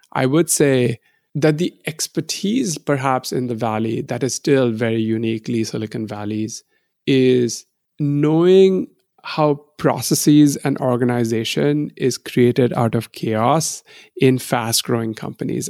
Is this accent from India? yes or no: yes; India; moved away as an adult; now in United States; I grew up in India